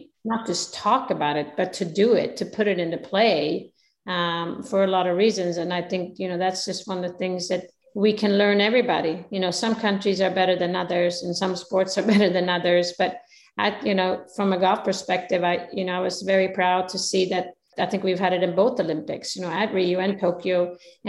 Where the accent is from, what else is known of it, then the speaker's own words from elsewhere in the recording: Sweden; I'm coming from Sweden